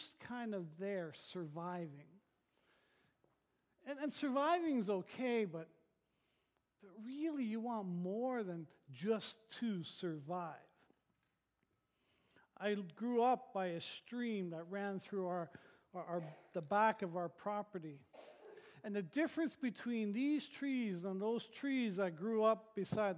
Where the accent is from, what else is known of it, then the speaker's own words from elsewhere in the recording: Thunder Bay, Ontario, Canada; moved away; I grew up in Northern Ontario, in Thunder Bay